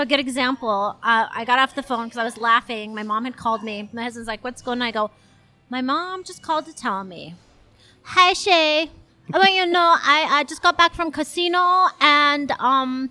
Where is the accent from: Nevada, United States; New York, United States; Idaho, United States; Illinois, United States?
Idaho, United States; Idaho Falls; moved away; I actually grew up in Idaho Falls since I was eight